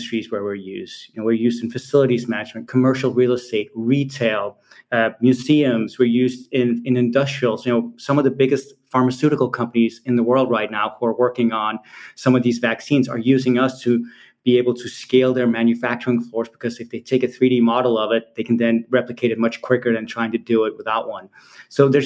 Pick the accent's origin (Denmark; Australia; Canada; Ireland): Denmark; Copenhagen, Capital Region of Denmark; moved away as an adult; now in Silicon Valley, United States; I'm from Copenhagen, Denmark originally, even though I spent the last 20 years of my career in Silicon Valley